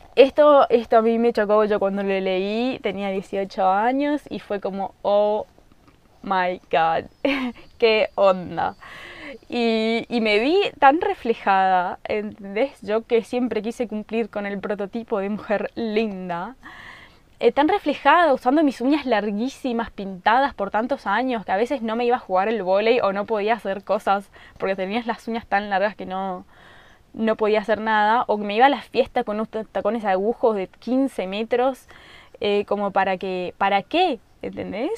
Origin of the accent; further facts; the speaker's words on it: Colonia Aurora, Misiones, Argentina; yo nací en Colonia Aurora, un lugar muy chiquito, en Misiones, Argentina, en el campo